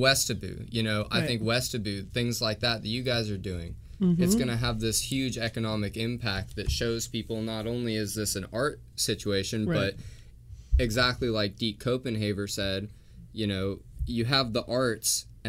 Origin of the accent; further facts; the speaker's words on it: Louisiana, United States; Yeah, I'm Cajun.